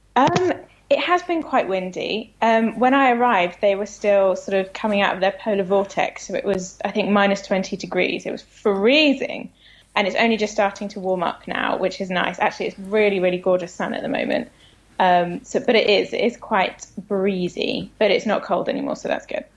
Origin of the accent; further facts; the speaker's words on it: United Kingdom; moved away as an adult; now in United States; being British